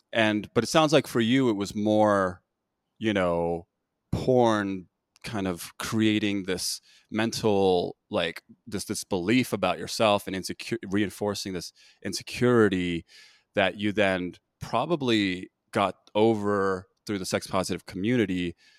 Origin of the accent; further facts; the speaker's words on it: United States; obviously I grew up in this country, right? I grew up, I'm Korean American. My parents were immigrants